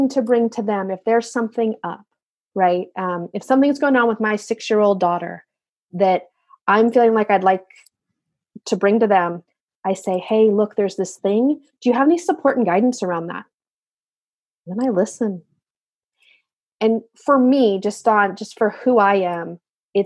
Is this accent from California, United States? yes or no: yes; California, United States; I grew up in California, where they've also had awful fires